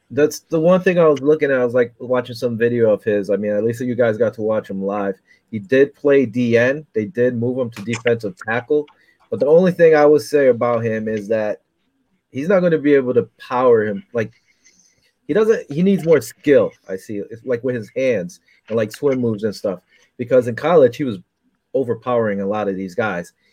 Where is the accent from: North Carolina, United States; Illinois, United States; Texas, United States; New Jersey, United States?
New Jersey, United States; also born or lived in Bronx, New York; I was born in the Bronx, but I pretty much lived my whole life in Jersey.